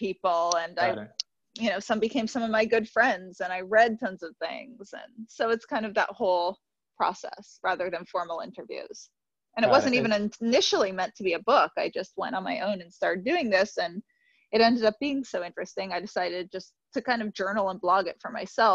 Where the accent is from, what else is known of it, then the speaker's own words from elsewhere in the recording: New York City, New York, United States; I grew up in New York City